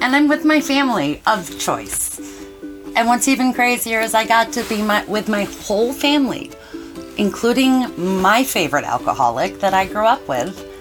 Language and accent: English; Cleveland, Ohio, United States; also born or lived in Ithaca, New York; I grew up in Cleveland, Ohio